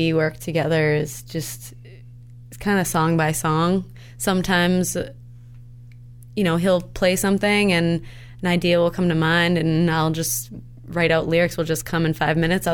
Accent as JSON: {"language": "English", "town": "Onset", "region": "Massachusetts", "country": "United States", "said": "We're from Onset, Mass"}